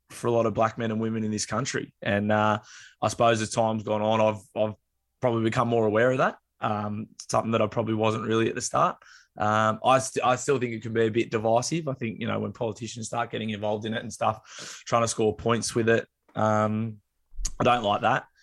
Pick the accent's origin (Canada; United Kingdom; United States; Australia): United Kingdom; England; born there; I'm, i was born in England, so I'm, you know, part, you know, from the land of the oppressor.